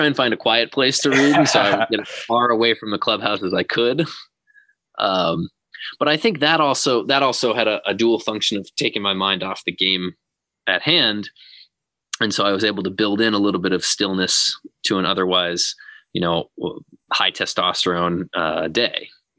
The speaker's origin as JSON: {"language": "English", "region": "Massachusetts", "country": "United States", "tie": "born or raised there", "said": "So I had never really done a whole lot of reading about Mandela. And growing up"}